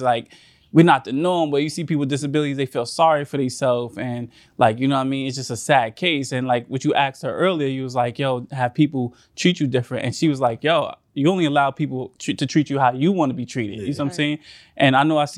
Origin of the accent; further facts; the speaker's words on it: New York City, New York, United States; I'm from Staten Island, right? And I did my freshman year at Penn State